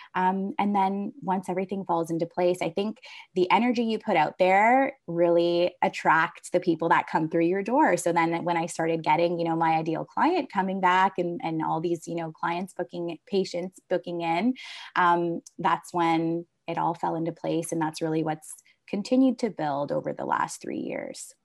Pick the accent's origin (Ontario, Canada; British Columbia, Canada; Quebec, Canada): Ontario, Canada; Hamilton; born and raised in Hamilton, Ontario, so I went to McMaster University.